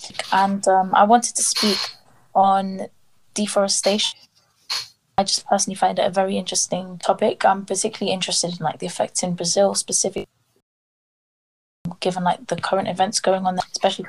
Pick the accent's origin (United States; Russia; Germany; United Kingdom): United Kingdom; London; I'm 17. I'm from London.